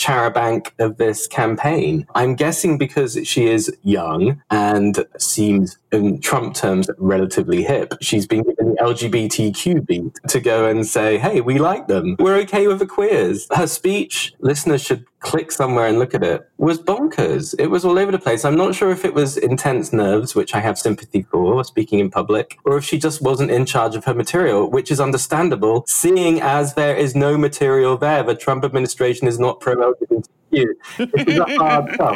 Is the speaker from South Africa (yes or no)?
no; United Kingdom; moved away as an adult; now in United States; the time I grew up in Britain, as you can tell by the accent